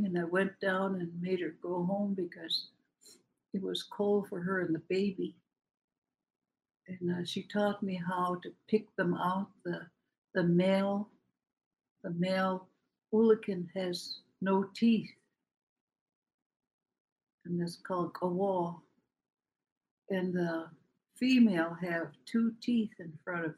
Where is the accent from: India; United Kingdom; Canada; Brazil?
Canada; Port Simpson, British Columbia; moved away as an adult; now in Metlakatla, United States; I've been here in Metlakatla for 64 years. I come from Port Simpson, B.C.